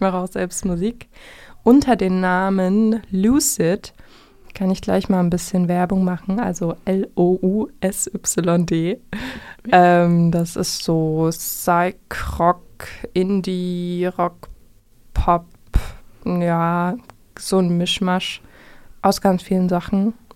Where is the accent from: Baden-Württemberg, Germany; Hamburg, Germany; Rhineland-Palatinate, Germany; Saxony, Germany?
Saxony, Germany; Vogtland; moved away as an adult; now in Jena, Germany; ich komme eigentlich aus dem Vogtland, wohne jetzt aber schon ein paar Jahre